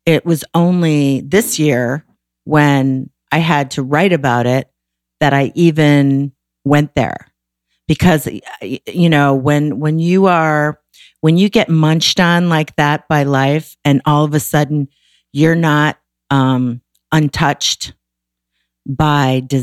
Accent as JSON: {"language": "English", "town": "Waukegan", "region": "Illinois", "country": "United States", "tie": "born or raised there", "said": "I grew up in Waukegan"}